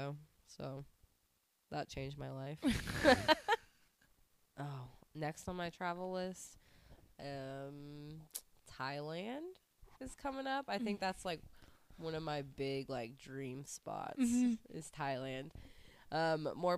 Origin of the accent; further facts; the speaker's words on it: United States; moved away as an adult; also born or lived in Portugal; I obviously grew up my whole life being an American